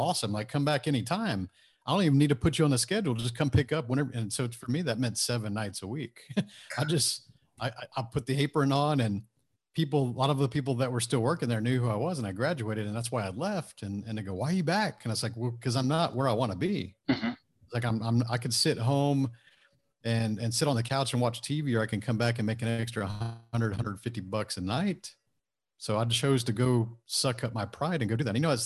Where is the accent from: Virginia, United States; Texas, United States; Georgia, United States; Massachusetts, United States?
Texas, United States; Houston; my hometown of Houston